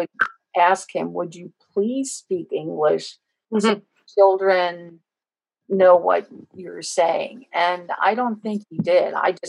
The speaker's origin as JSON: {"language": "English", "town": "Host", "region": "Pennsylvania", "country": "United States", "tie": "born or raised there", "accent": "Pennsylvania Dutch", "said": "Growing up in Host, guess what? You just did have a accent."}